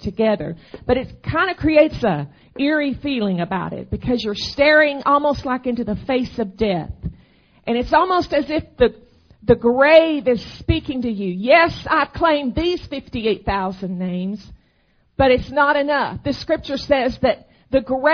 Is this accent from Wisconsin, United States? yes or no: no; Arkansas, United States; moved away as an adult; now in Texas, United States; my home state is Arkansas. I grew up there